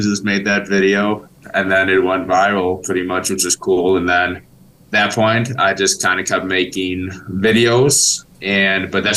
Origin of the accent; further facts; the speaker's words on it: Milwaukee, Wisconsin, United States; I'm from Milwaukee, Wisconsin here